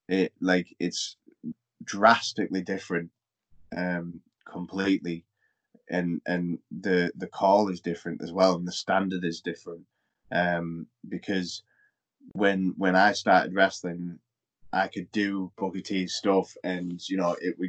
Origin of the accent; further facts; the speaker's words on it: United Kingdom; we as British people